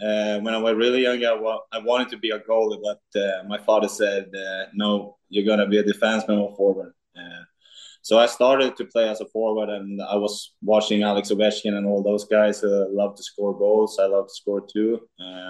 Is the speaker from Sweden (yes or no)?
yes; Umeå, Västerbotten County, Sweden; born or raised there; English is a second language; moved away as an adult; also born or lived in Luleå